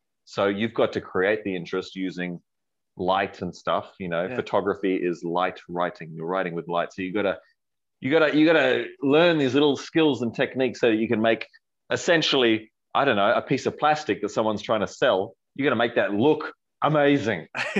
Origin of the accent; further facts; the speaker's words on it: Australia; moved away as an adult; now in United Kingdom; I'm Australian, but I've been in the UK for the last 2 years.